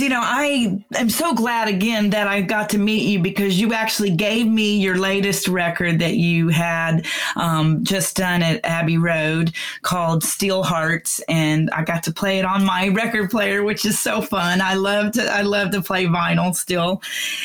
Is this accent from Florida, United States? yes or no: yes; Gulf Breeze, Florida, United States; also born or lived in Houston, Texas; now in Texas, United States; I grew up in Gulf Breeze. I was born in Texas. I was born in Houston, and I moved to Florida when I was